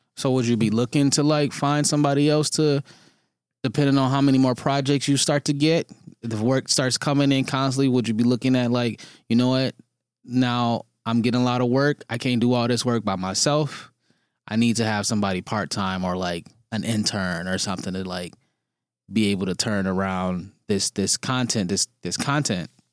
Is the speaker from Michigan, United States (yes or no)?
yes; Detroit, Michigan, United States; moved away as an adult; now in Toronto, Canada; I grew up in Detroit. I grew up on the east side of Detroit, went to university there, and then I moved to Toronto